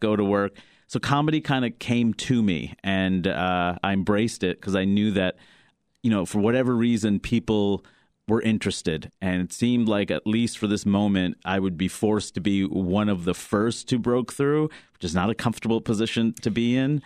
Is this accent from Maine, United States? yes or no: no; New York City, New York, United States; growing up in Queens, New York